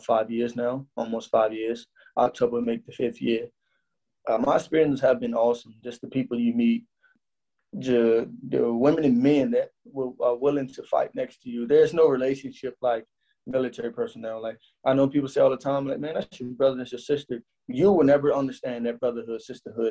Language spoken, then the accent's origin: English; United States; I'm American